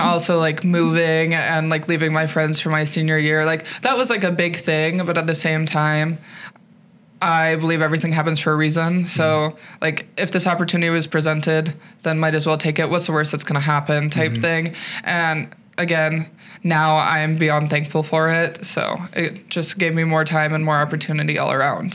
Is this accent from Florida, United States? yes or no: no; Eastern Montana, United States; moved away as an adult; now in South Dakota, United States; I'm originally from Eastern Montana